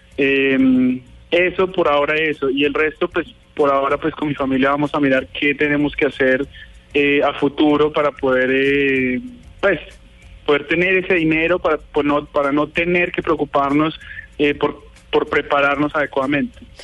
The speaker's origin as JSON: {"language": "Spanish", "country": "Colombia", "said": "nosotros somos colombianos 100%, eh, mi familia, mi papá, pues em, todos muy, muy colombianos"}